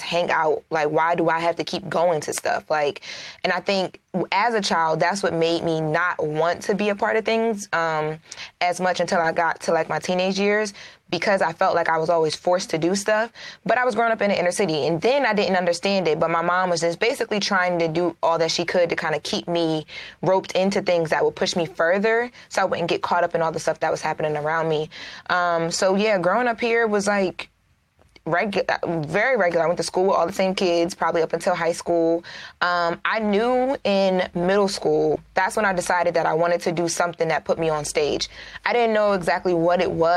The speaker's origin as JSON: {"language": "English", "town": "Wilmington", "region": "Delaware", "country": "United States", "tie": "born or raised there", "also_born_or_lived": "Hollywood", "moved": "as an adult", "said": "So I grew up in Wilmington, Delaware, which is not big here at all."}